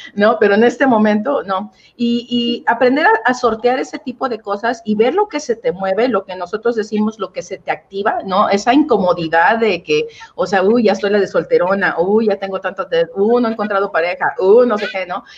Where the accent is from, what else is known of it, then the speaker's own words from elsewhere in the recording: Oaxaca, Mexico; yo crecí eh, en Oaxaca, Oaxaca